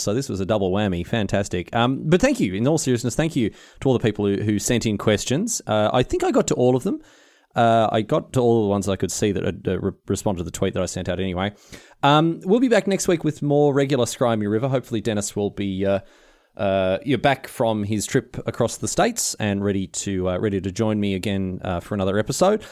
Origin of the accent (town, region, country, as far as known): Australia